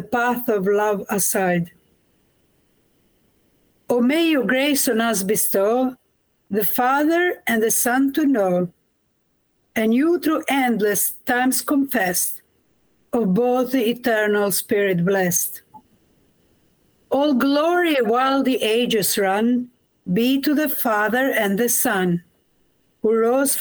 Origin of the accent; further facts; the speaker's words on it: Kosovo; moved away as an adult; also born or lived in Croatia; now in England; I was born in Kosovo, in former Yugoslavia, done my formation in Croatia.